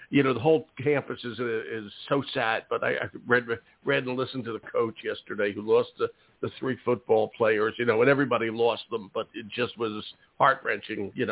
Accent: Philadelphia, Pennsylvania, United States; My hometown. I went all through Philadelphia public schools

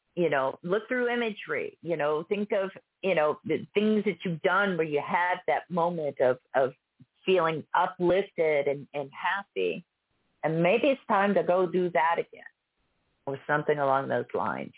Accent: Pittsburgh, Pennsylvania, United States; now in Texas, United States; I grew up in Pittsburgh

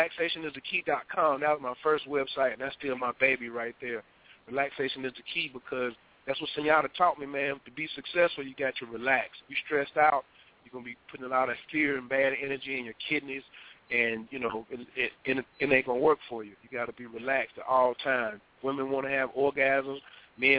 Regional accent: Atlanta, Georgia, United States; Atlanta, my hometown, where I'm at right now.

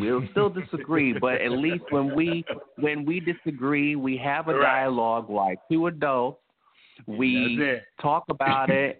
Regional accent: Tennessee, United States; I was born in Tennessee

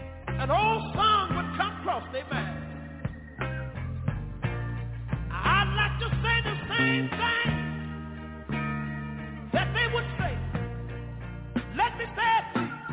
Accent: Tyler, Texas, United States; I'm from Tyler, Texas. But that's what where I was born. I was born in a little community about 13 miles from Tyler, in a little community that was called Galilee.

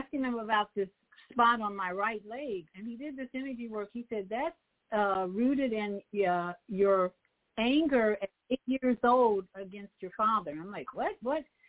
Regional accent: Chicago, Illinois, United States; moved away; that's my hometown

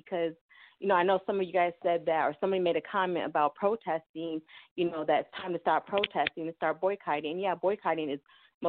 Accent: Illinois, United States; I'm from Illinois

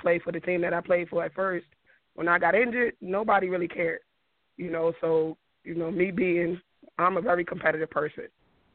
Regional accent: New York, United States; now in Virginia, United States; I'm from New York. I moved down to Virginia in 2003.

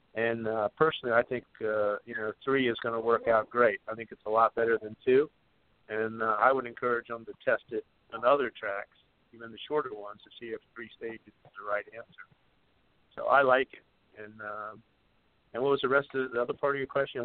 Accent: Virginia, United States; I'm from Virginia

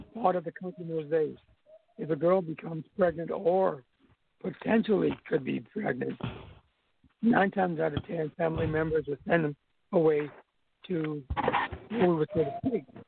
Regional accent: U.S. Virgin Islands; moved away; also born or lived in New York; I'm Santonian.

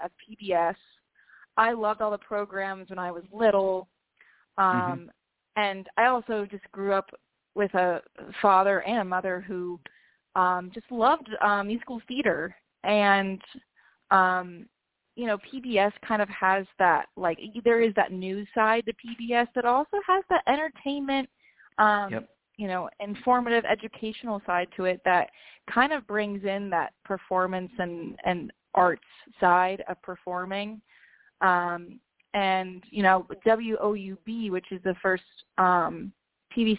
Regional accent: Canton, Ohio, United States; also born or lived in Athens, Ohio; I grew up in Canton, Ohio, which is like northeast area

